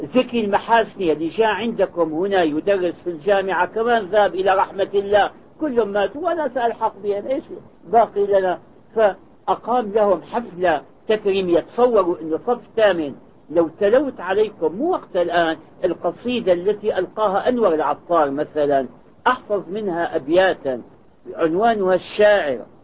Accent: Syria; moved away as an adult; now in Saudi Arabia; كان عندنا بالشام أستاذنا محمد كرد علي

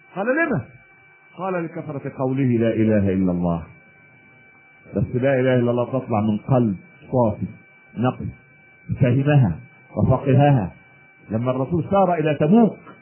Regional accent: Egypt; عندنا في مصر

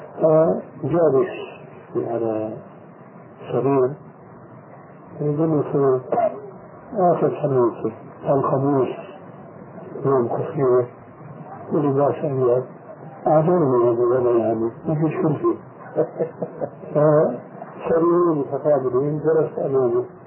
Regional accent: Egypt; عندنا في مصر

